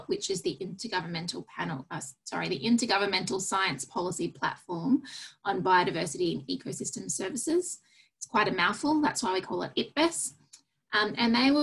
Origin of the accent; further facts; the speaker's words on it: Australia; as an Australian